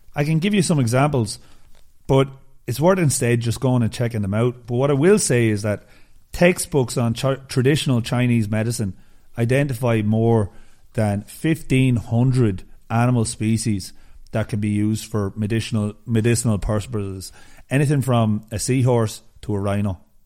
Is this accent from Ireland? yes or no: yes; Ireland; I'm Irish